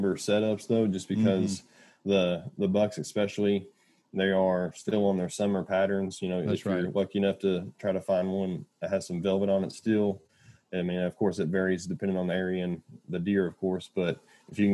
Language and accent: English; Kentucky, United States; That's my home state, born and raised in Kentucky